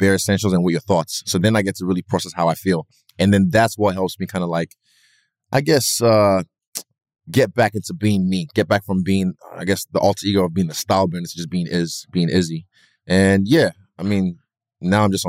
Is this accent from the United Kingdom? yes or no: no; Nigeria; I'm Nigerian